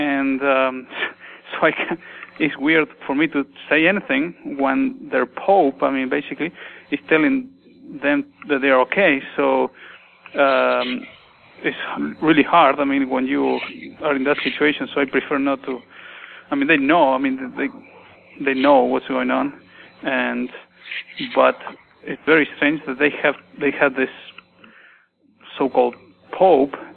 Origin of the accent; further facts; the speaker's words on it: Villa Dolores, Córdoba, Argentina; moved away; I am originally from Villa Dolores, so some cousins there